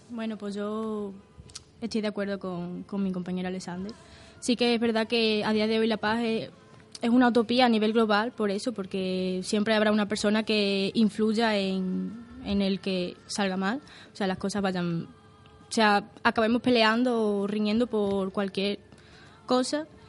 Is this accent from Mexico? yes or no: no; Portugal; now in Spain; Nací en Portugal